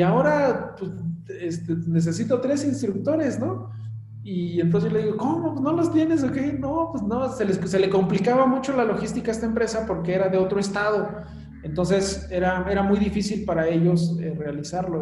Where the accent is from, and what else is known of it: Mexico; born or raised there; moved away as an adult; also born or lived in Mexico City